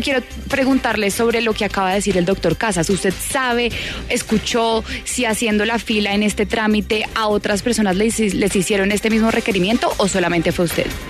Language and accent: Spanish; Colombia; me siento muy colombiana